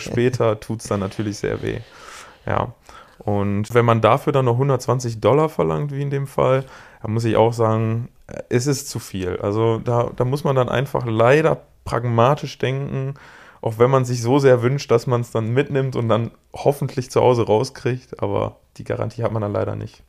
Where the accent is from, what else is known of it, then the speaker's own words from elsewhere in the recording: Germany; bei uns in Deutschland